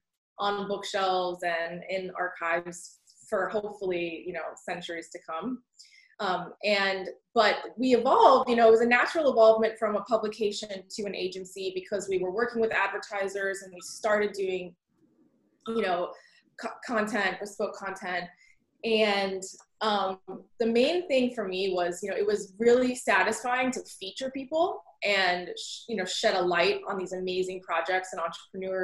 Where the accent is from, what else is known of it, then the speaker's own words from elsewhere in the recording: Snellville, Georgia, United States; also born or lived in Alpharetta, Georgia; now in Brooklyn, United States; I was born in Alpharetta, but grew up in Snellville, Georgia